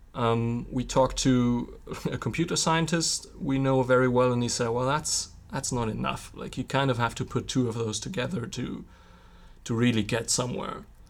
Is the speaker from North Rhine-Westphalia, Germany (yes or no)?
yes; Witten, North Rhine-Westphalia, Germany; My hometown is, um, right next to Bochum, and it's sandwiched in between Bochum and Dortmund. So Witten, where I'm from